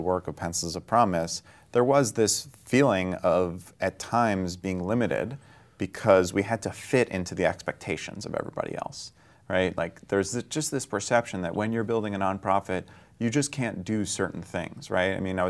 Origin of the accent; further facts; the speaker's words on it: New York, United States; I think of myself as like a New Yorker with, you know, probably the interests of a Bay Area person, right?